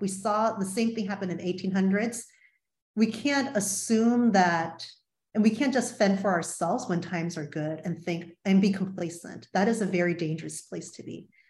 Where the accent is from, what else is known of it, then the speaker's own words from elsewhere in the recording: Virginia, United States; now in Georgia, United States; I grew up in Virginia